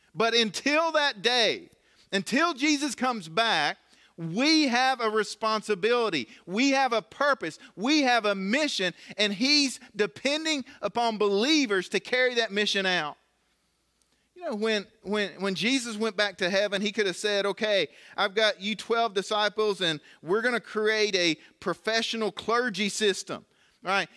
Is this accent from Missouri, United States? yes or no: no; Galax, Virginia, United States; I grew up here in Galax